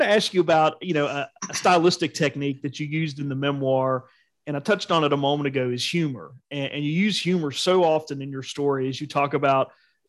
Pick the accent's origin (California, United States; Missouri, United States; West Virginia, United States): West Virginia, United States; Charleston; Charleston also